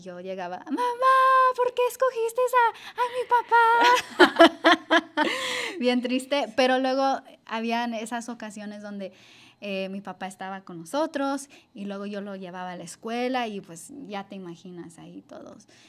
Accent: Los Angeles, California, United States; yo crecí aquí en Los Ángeles

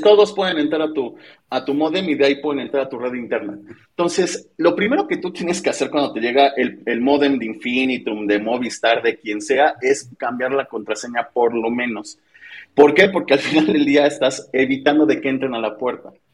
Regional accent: Mexico

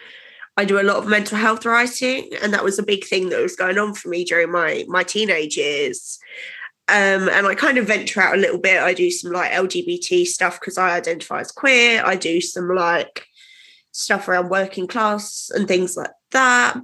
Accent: Essex, East of England, United Kingdom; I'm from Essex and grew up here

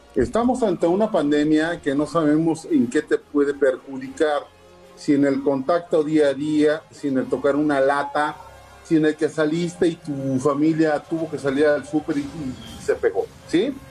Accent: Mexico; como mexicanos

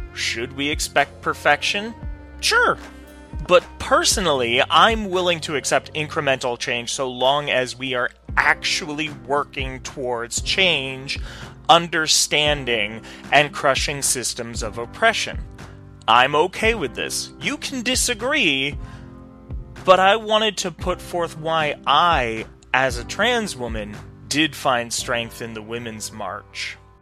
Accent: New York, United States; I'm a New Yorker

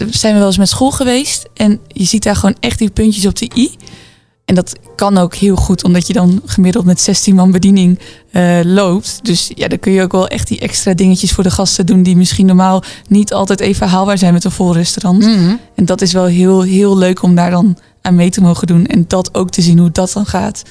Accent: Zwolle, Overijssel, Netherlands; ik kom dus uit Zwolle

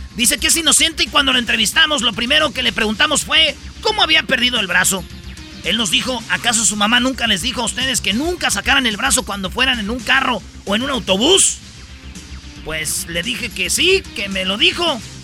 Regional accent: Michoacán, Mexico; yo soy de Michoacán

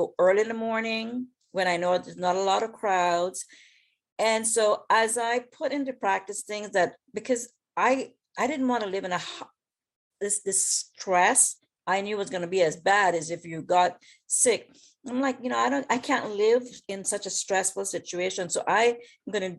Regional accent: West Bay, Cayman Islands; also born or lived in Washington, D.C.; now in Florida, United States; I'm from West Bay, right? Originally

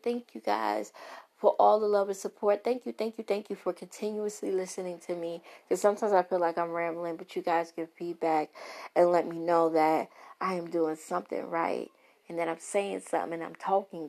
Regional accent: New York City, New York, United States; accent: Brooklyn; My Brooklyn accent

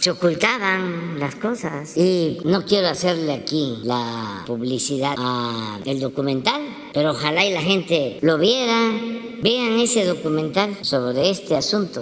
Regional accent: Mexico; somos los mexicanos

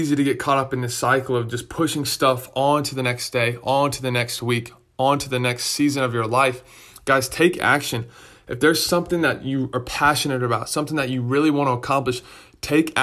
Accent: Raleigh, North Carolina, United States; I grew up in Raleigh, and so the tournament's in my backyard.

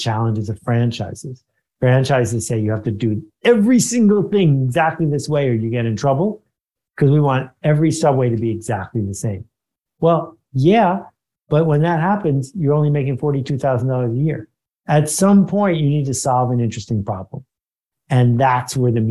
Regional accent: Buffalo, New York, United States; moved away as an adult; also born or lived in Boston; I grew up in Buffalo, New York.

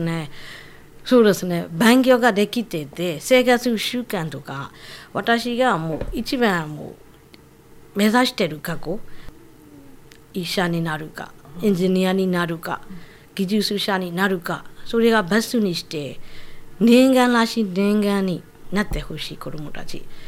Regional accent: Yangon, Yangon Region, Myanmar; Japanese is a second language; moved away as an adult; also born or lived in Miyagi, Japan; now in Okinawa, Japan; ヤンゴンの出身です。

